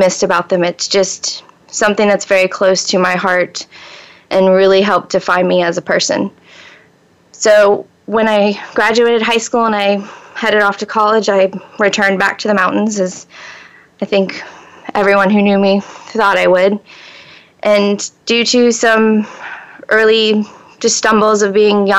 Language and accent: English; Gainesville, Florida, United States; moved away as an adult; also born or lived in western North Carolina; I was born in Florida, and I was raised in North Central Florida, in Gainesville.